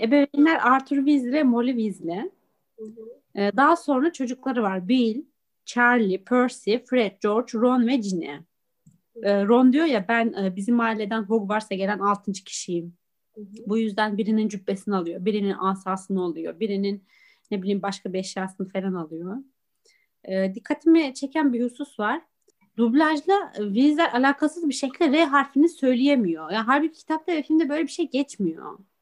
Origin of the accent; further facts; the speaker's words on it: Çorum Province, Turkey; Biz Çorumluyuz.